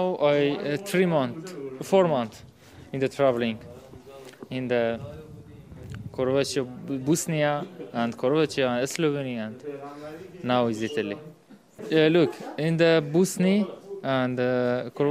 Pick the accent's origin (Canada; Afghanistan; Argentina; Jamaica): Afghanistan; English is a second language; moved away; we are from Afghanistan.